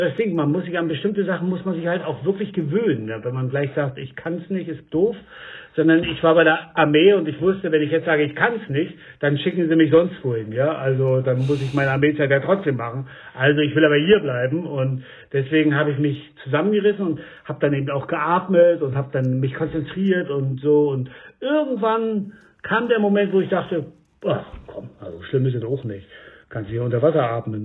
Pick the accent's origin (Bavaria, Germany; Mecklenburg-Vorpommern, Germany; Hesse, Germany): Mecklenburg-Vorpommern, Germany; Stralsund; moved away as an adult; also born or lived in Berlin; now in Höri, Germany; nach Rügen also da, wo ich aufgewachsen bin